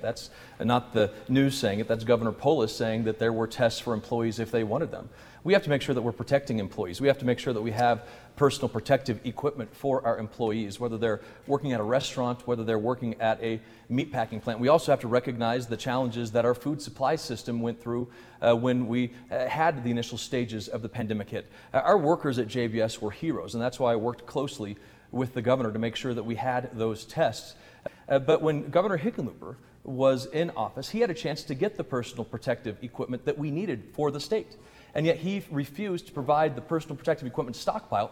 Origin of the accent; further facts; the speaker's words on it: Colorado, United States; Just a few miles down the road from us, Weld County relies on those jobs. My hometown relies on those jobs